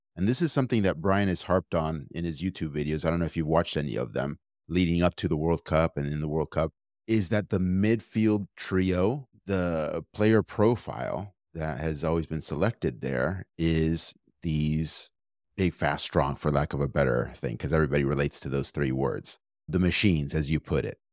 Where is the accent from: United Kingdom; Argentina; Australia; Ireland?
Argentina; now in United States; I come from Argentina